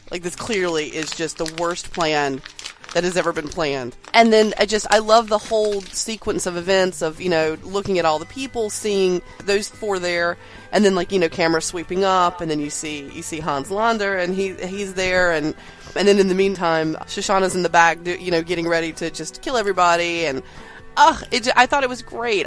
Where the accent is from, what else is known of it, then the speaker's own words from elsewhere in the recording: North Carolina, United States; accent: southern; I'm a southerner I don't know my, if my accent t- doesn't tell you. And I'm I've lived in, in North Carolina my entire life